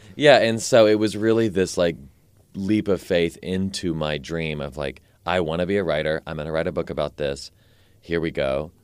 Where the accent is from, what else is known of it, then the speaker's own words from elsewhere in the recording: Nashville, Tennessee, United States; I grew up here in Nashville, um, until I was eighteen or nineteen.